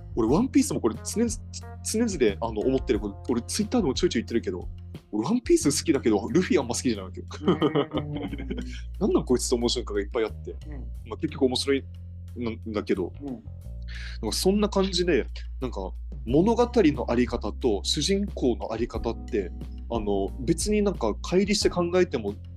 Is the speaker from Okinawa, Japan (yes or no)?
yes; Okinawa, Japan; accent: Okinawan dialect; そんなに俺沖縄方言アイデンティティはあんまりない